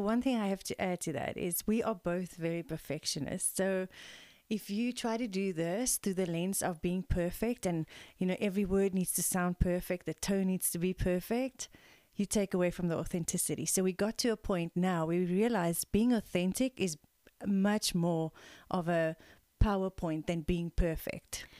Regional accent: South Africa; We are a South African mother-daughter team of integrative energy healers

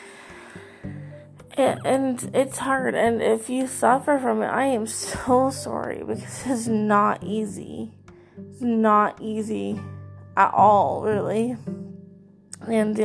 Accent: Canada; I am from Canada

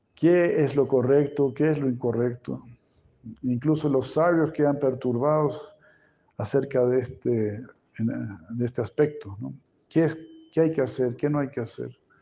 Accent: Chile; como chileno

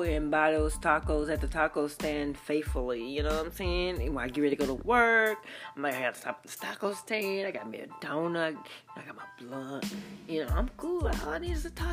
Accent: Dallas, Texas, United States; Sunny South, Sunnyside is where I'm from. That's where I'm from. I'm from Sunny South Side of Dallas

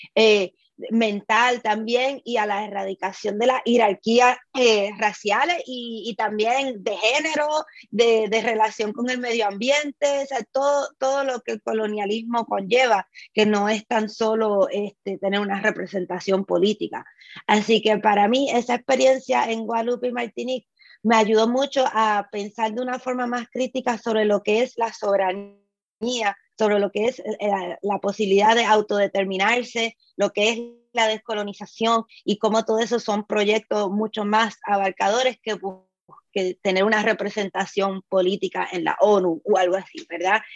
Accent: Puerto Rico; tuvo como mucho más sentido para mí pensarme como caribeña que como latinoamericana

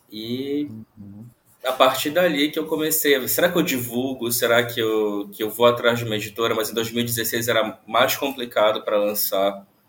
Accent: Santarém, Pará, Brazil; eu sou de Santarém, no interior do Pará.

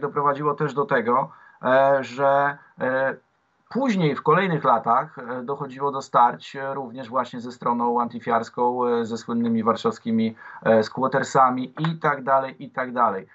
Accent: Warsaw, Masovian Voivodeship, Poland; jako dla młodego warszawiaka, w 12 roku życia

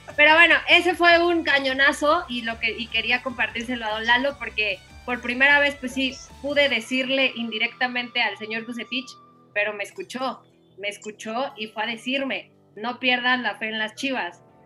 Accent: Mexico; moved away; also born or lived in Colombia; estar otra vez en mi país

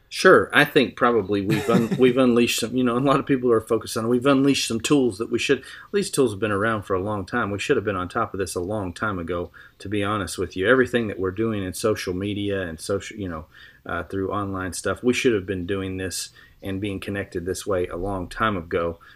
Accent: Lubbock, Texas, United States; I was born in Lubbock, Texas

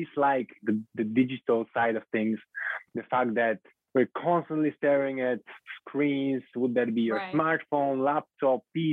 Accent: Bulgaria; moved away; I'm originally from Bulgaria

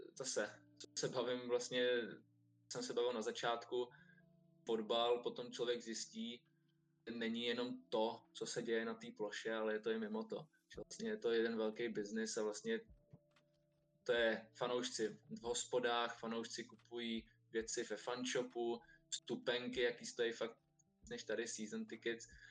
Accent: Czechia; Jsme Češi

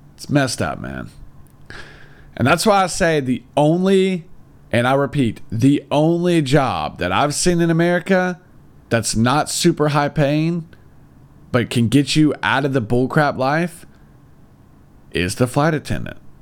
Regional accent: United States; now in China; I, being an American, am actually able to live in the big city in China

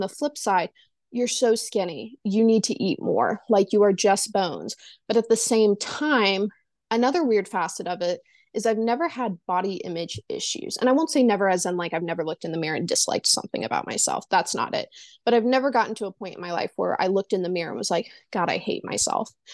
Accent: the South, Southern United States, United States; I am born and raised in the Su-, South, um, never really left the South.

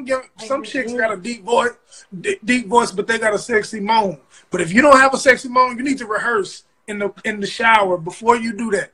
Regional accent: West Coast, United States; I'm from the West Coast.

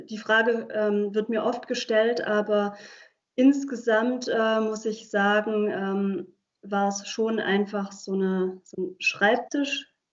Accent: Germany; first language Hungarian; German is a second language; Und Ungarisch ist meine Muttersprache. Ich bin zwar in Deutschland äh, aufgewachsen und geboren auch, aber meine Familie kommt aus Ungarn.

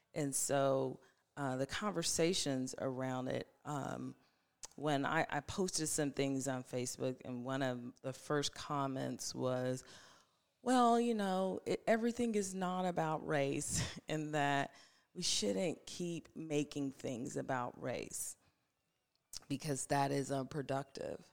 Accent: Ohio, United States; now in Franklin, United States; I'm originally from Ohio, but I have officially been in Tennessee longer than I was in Ohio

